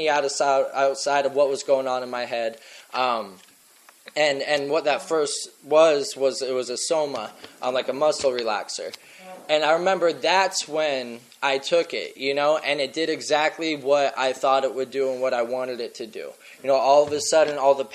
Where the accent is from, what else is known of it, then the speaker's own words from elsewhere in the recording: Scottsdale, Arizona, United States; also born or lived in Blanding, Utah; I fucking grew up in Scottsdale